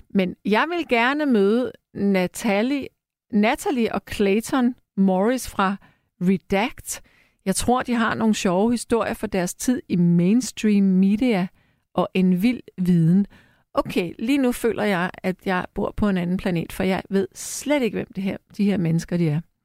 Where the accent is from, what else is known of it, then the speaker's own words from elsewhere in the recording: Frederiksberg, Capital Region of Denmark, Denmark; på Frederiksberg, hvor jeg er opvokset